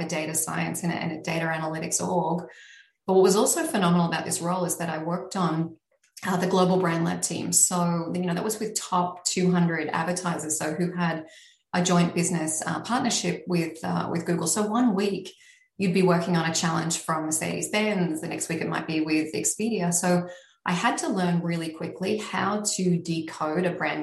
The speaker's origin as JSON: {"language": "English", "country": "Australia", "moved": "as an adult", "lives_now": "New York, United States", "said": "I am originally Australian. I am still Australian."}